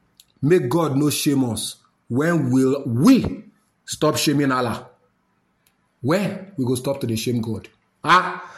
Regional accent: Nigeria; as a Nigerian

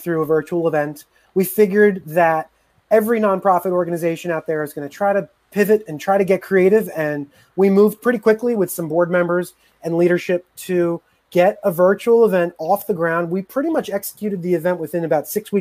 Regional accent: New York City, New York, United States; moved away as an adult; now in Atlanta, United States; I'm a New Yorker. I'm a jaded New Yorker

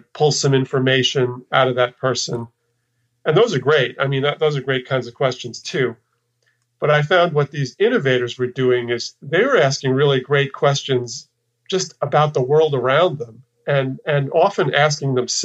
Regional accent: New York, United States; moved away as an adult; also born or lived in Texas; I'm from New York, and I spent, you know, my formative years in New York, and then even went to college in upstate New York

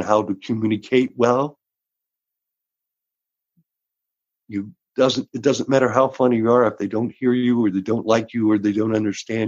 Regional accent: Georgia, United States; moved away as an adult; also born or lived in Austin, Texas / Houston, Texas; now in Los Angeles, United States; I was born in Texas, raised in Georgia

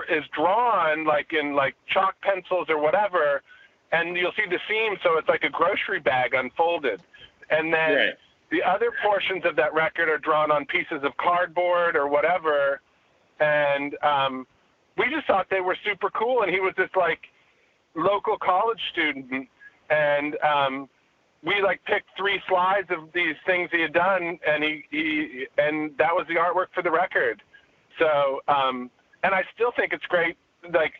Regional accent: Redding, California, United States; also born or lived in Davis, California; where I grew up in Redding

